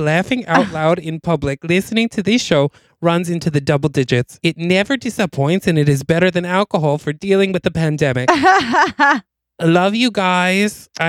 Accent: Albany, New York, United States; accent: Albany; Which I kind of already have, I think, because it's an Albany accent also.

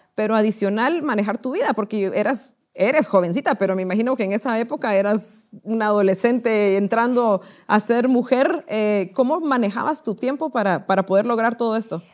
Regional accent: Guatemala; nosotros como guatemaltecos

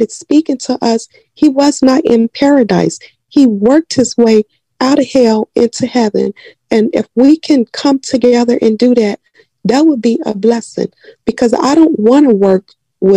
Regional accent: Chicago, Illinois, United States; I grew up in Chatham on 81st and Langley

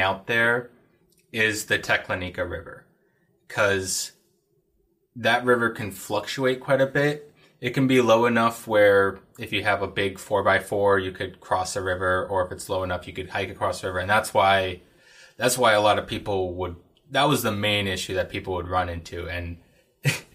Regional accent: Anchorage, Alaska, United States; now in Fairbanks, United States; I grew up in Anchorage and then moved up to Fairbanks for school, and live and work up here.

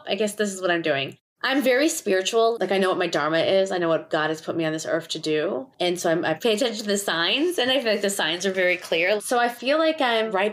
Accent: Schaumburg, Illinois, United States; I grew up in Schaumburg, Illinois

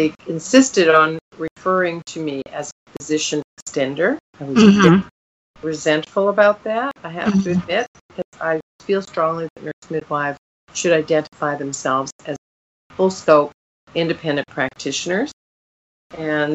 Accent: Canada; moved away as an adult; also born or lived in Fort Good Hope, Northwest Territories / West Virginia; I came back to Canada

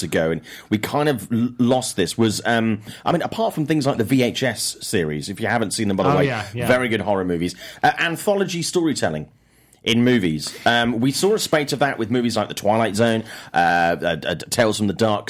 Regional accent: United Kingdom; accent: British; Mine's a real British accent

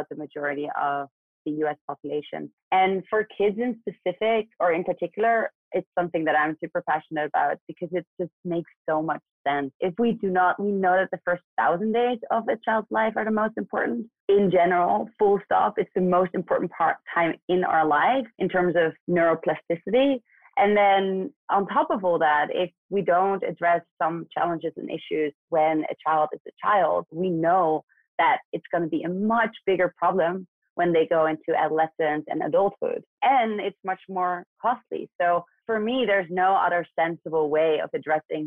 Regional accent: Netherlands; moved away as an adult; also born or lived in New York; now in United States; I'm actually born and raised in Western Europe, so in the Netherlands.

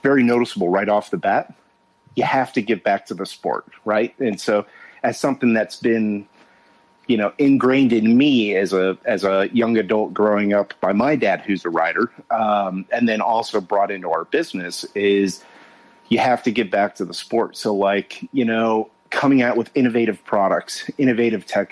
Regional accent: Southern California, United States; I grew up in Southern California

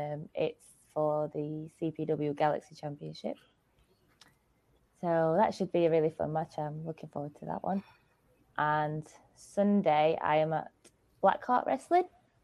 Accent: Sheffield, Yorkshire and the Humber, United Kingdom; I am from Sheffield, which is in Yorkshire.

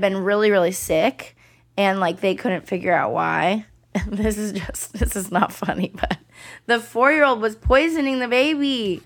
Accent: the Bay Area, California, United States; In the Bay

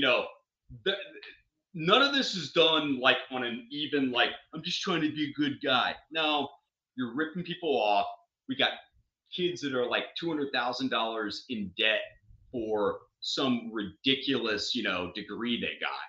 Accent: Austin, Texas, United States; growing up in Austin

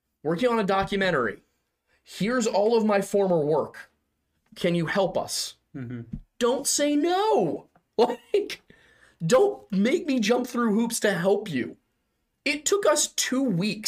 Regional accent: Philadelphia, Pennsylvania, United States; We grew up here

